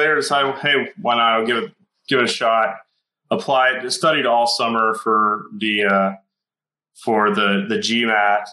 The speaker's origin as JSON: {"language": "English", "town": "Dallas", "region": "Texas", "country": "United States", "tie": "born or raised there", "said": "I grew up in the Dallas area on the east side and then in a small town in the country"}